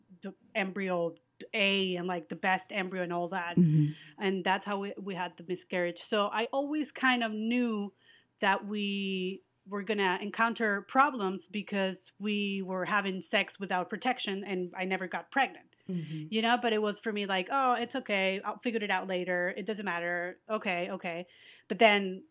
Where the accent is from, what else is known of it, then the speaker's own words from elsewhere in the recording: Venezuela; moved away; we're from Venezuela and we're Jewish